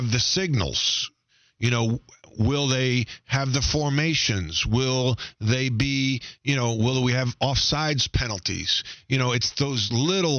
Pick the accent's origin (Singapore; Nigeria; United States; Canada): United States; New York; growing up in New York